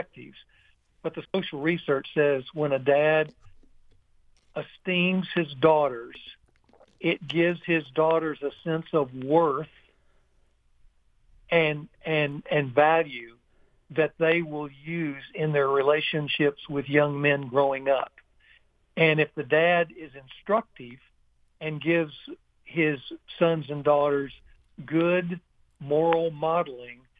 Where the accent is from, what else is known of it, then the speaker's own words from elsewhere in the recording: Ruston, Louisiana, United States; in my hometown